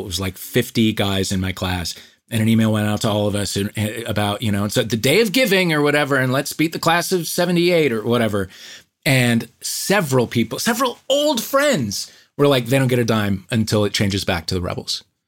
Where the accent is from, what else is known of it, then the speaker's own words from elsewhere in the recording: St. Louis, Missouri, United States; I grew up in St. Louis